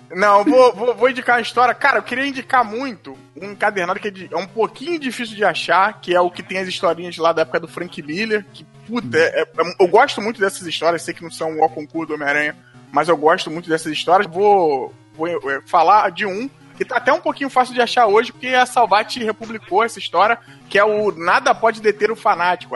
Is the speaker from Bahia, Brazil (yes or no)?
no; Rio de Janeiro, Brazil; eu sou aqui do Rio, lá de Madureira, né? Fui criado, nascido e criado em Madureira